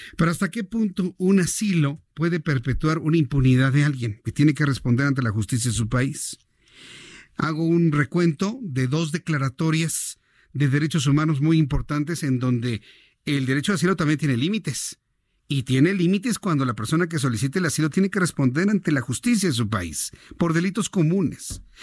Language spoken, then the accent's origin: Spanish; Mexico; la sociedad mexicana somos así